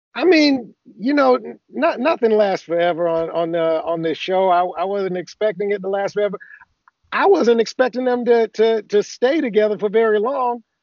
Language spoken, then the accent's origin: English; Athens, Georgia, United States; moved away as an adult; also born or lived in Augusta, Georgia; now in California, United States; I, grew up in Athens, Georgia. I was born in Augusta